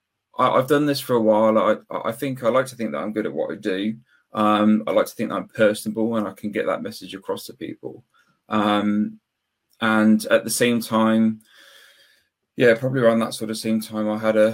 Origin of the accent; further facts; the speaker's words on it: Weston-super-Mare, South West England, United Kingdom; I'm from Weston-super-Mare, which is just southwest of Bristol, about 20 minutes away